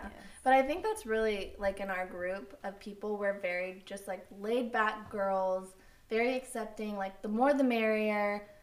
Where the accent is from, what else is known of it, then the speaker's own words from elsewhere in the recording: Flower Mound, Texas, United States; also born or lived in Midland; we grew up in Flower Mound, Luis and I, and it was like a bubble